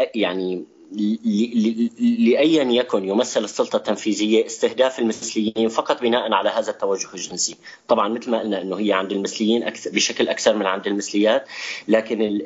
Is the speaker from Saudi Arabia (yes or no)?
no; Syria; نحن كسوريين